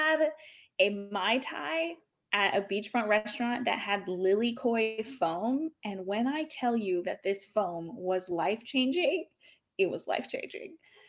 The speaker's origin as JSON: {"language": "English", "region": "Hawaii", "country": "United States", "tie": "born there", "said": "And I was born in Hawaii. I'm not ethnically Hawaiian, but it still feels like home to me, even though I've lived all over the world."}